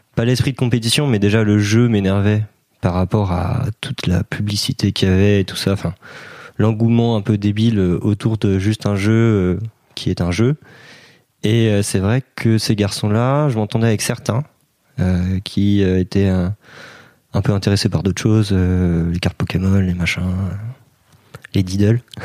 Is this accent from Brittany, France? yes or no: yes; Brittany, France; je suis breton et j'ai 22 ans cette année.